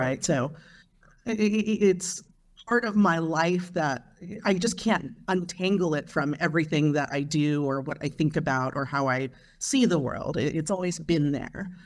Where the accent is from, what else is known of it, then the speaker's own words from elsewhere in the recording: Long Beach, California, United States; I grew up in Long Beach, California in the nineteen eighties